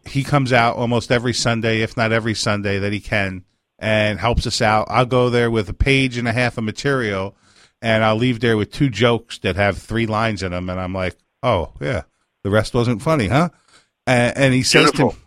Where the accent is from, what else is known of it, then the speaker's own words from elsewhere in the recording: Pine Bush, New York, United States; I grew up in Pine Bush, New York